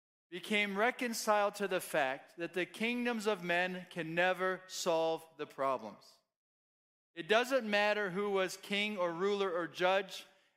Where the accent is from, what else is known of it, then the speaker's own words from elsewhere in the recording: Kenya; born there; I'm a missionary kid. I was born in Kenya, East Africa. My parents were pioneer church planters, and there wasn't a good school option where they lived.